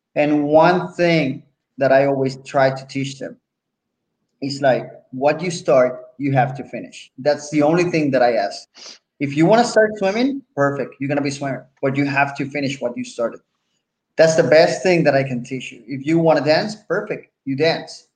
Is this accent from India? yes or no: no; Puerto Rico; accent: Puerto Rican; English is a second language; I'm from Puerto Rico